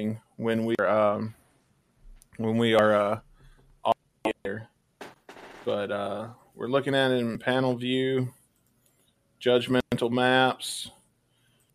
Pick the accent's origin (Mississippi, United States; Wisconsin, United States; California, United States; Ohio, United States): Mississippi, United States; Mississippi, my homeland, is Piggly Wiggly. Mississippi, my home state